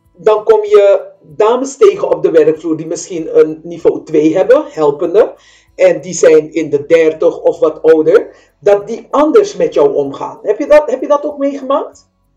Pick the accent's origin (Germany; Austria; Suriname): Suriname; now in Netherlands; ik kom uit Suriname, wij praten anders